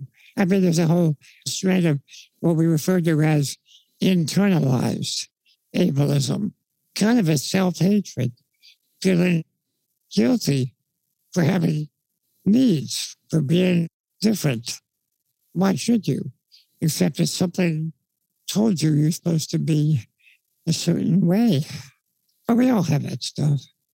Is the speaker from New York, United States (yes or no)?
yes; New York, United States; now in Los Angeles, United States; I grew up in New York, so I used to talk very fast. I've been in L.A. now for many years